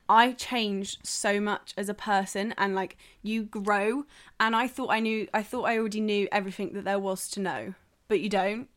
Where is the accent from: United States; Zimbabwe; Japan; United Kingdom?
United Kingdom; South West England; moved away; I'm from the southwest